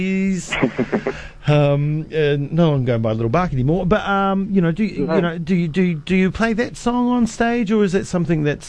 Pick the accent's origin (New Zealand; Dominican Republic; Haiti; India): New Zealand; Cromwell, Otago; I grew up in Cromwell